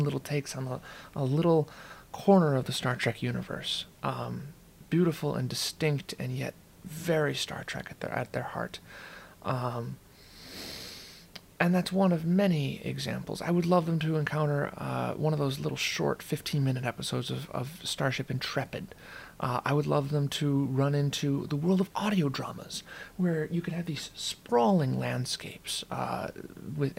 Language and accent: English; St. Paul, Minnesota, United States; I am from St. Paul, Minnesota